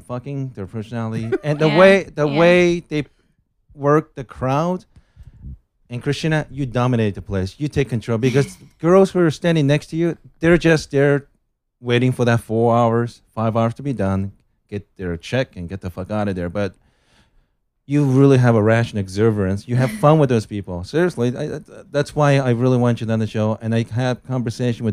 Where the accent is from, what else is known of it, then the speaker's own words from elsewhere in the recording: Japan; moved away as an adult; now in Los Angeles, United States; My background is I'm originally from Japan. I've been living in Los Angeles for almost 10 years